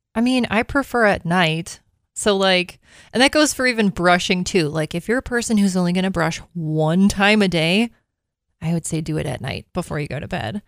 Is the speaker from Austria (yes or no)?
no; Minnesota, United States; moved away; I am from Minnesota.